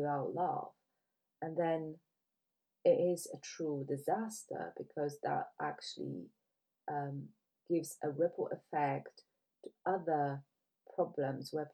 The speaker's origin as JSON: {"language": "English", "country": "Poland", "moved": "yes", "lives_now": "United Kingdom", "said": "I left my home country because I couldn't see the tolerance for other people. When you look at Poland, it's predominantly white country"}